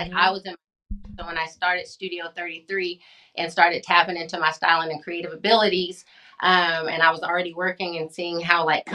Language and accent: English; Hobbs, New Mexico, United States; moved away; also born or lived in Midland, Texas; my hometown